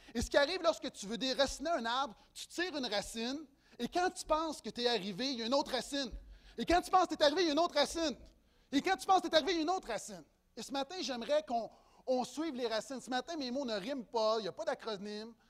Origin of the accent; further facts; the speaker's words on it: Quebec, Canada